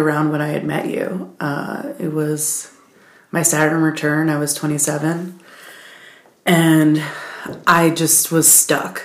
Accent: Baltimore, Maryland, United States; moved away as an adult; now in Asheville, United States; I'm originally from Baltimore City. I grew up there

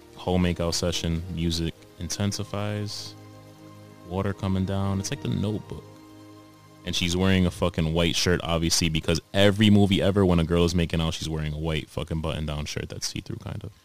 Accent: New York City, New York, United States; I grew up in Harlem

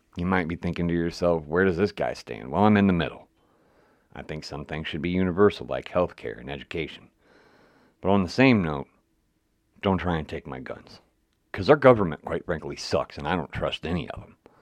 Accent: West Virginia, United States; moved away; I'm originally from West Virginia

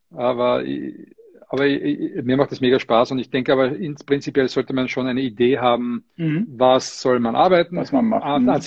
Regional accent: Austria; was mich sehr, sehr freut, dass ich äh, erstens mal verstanden werde überhaupt als Österreicher.

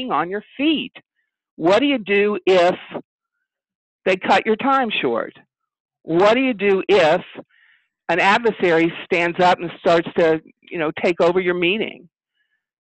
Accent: Louisville, Kentucky, United States; I'm from Louisville, Kentucky.

